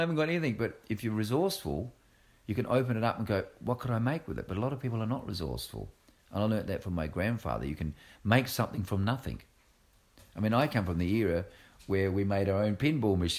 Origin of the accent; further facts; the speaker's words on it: Australia; moved away; I'm Australian as well